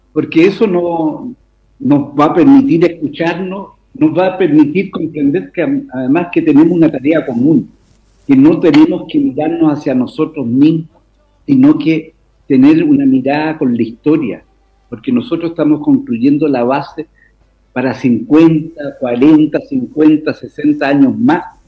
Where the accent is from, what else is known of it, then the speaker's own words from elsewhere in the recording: Chile; como chilenos